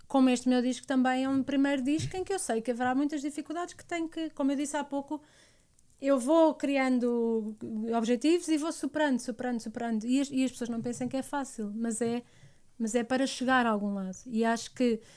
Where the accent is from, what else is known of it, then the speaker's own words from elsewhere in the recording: Portugal; eu sou portuguesa, tenho alma, alma portuguesa